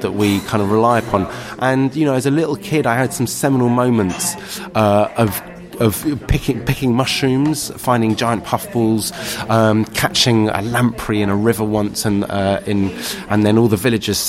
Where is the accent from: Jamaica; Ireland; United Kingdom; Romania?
United Kingdom; London; I grew up in Kentish Town in central London